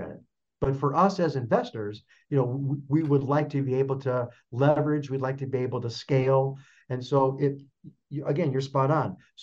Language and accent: English; Chicago, Illinois, United States; now in Phoenix, United States; I'm originally from Chicago.